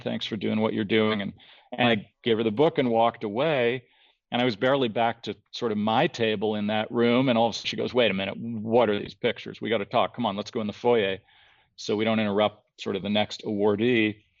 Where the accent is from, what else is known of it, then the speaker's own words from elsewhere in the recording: outside of Toronto, Ontario, Canada; also born or lived in San Francisco, California, United States; I was born in San Francisco, but up outside of Toronto from when I was 10 on